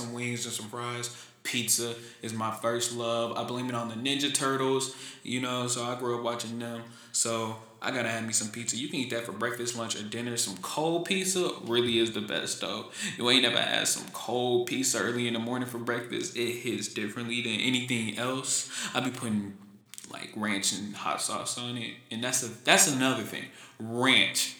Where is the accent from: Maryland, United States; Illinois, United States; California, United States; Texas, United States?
Texas, United States; Houston; now in Huntsville, United States; I'm from Houston, Texas, born and raised, never lived anywhere else until I got to college. Now I live in Huntsville